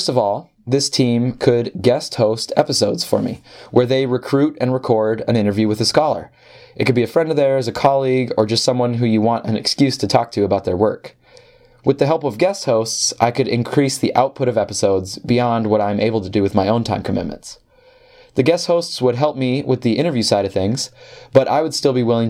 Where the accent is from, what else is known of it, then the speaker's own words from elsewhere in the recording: Upper Peninsula of Michigan, United States; I grew up in the Upper Peninsula of Michigan